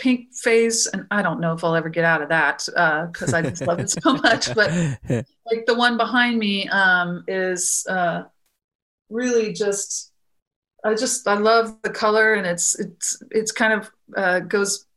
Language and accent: English; Florida, United States; moved away as an adult; now in Texas, United States; I grew up in Florida and went to grad school there